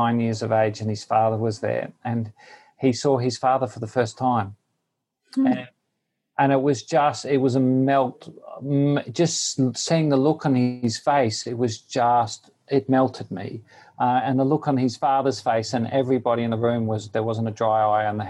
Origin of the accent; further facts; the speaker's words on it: Queensland, Australia; moved away as an adult; also born or lived in Newcastle, New South Wales, Australia; now in India; I grew up in Australia. Originally, my first 24 years were spent in Queensland, the state of Queensland